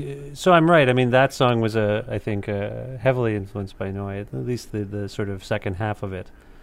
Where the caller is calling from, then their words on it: Ontario, Canada; I'm calling from Ontario.